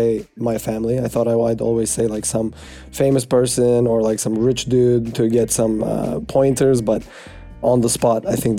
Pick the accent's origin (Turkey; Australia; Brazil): Turkey; Istanbul; moved away; also born or lived in New York; I'm 24 years old. I was born in New York, but grew up in Istanbul, Turkey, in a little plot twist.